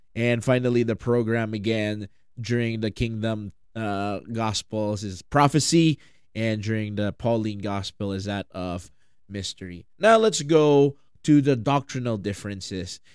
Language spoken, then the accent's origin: English; Philippines; I'm from the Philippines